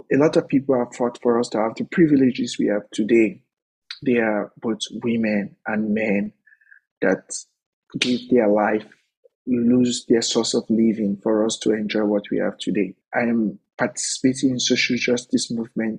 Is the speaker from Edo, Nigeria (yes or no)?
no; Warri, Delta, Nigeria; moved away as an adult; now in United States; I'm the first openly gay man from Nigeria